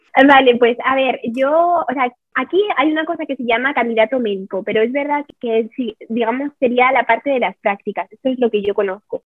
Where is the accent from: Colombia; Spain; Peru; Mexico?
Spain; Madrid, Community of Madrid; moved away as an adult; now in Ticino, Switzerland; soy de Madrid